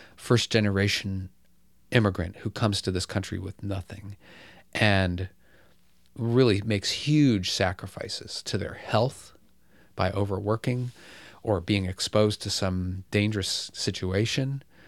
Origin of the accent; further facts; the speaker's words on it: Bloomfield Hills, Michigan, United States; I grew up in, uh, a privileged suburb of Detroit, Bloomfield Hills, Michigan